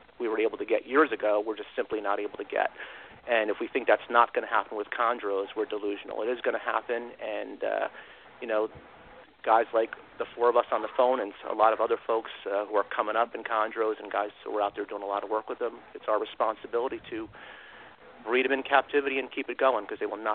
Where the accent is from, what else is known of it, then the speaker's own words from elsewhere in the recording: New Jersey, United States; I grew up in New Jersey, and I had the privilege of growing up pretty close to Pennsylvania.